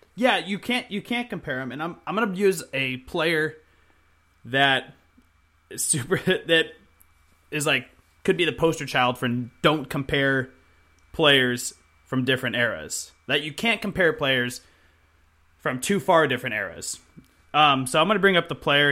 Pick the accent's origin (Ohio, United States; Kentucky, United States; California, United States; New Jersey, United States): California, United States; Chico; moved away; also born or lived in Salt Lake City, Utah; I am back in my hometown of Chico, California